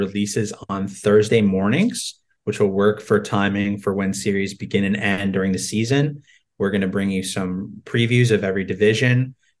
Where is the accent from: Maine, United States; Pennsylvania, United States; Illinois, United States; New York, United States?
New York, United States; I grew up in New York.